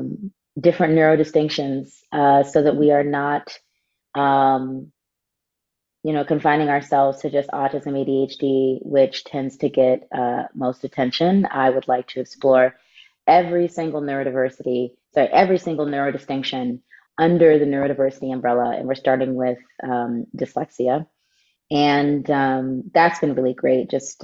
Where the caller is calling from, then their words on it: Los Angeles, California, United States; I'm calling in from the stolen lands of the Tongva people, also known as Los Angeles.